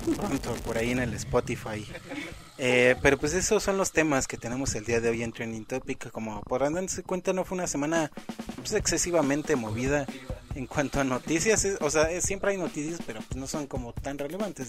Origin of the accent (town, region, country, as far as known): Mexico